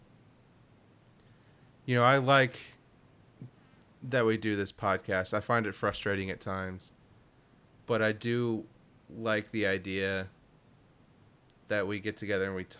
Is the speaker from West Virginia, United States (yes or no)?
no; Kentucky, United States; I grew up in Kentucky.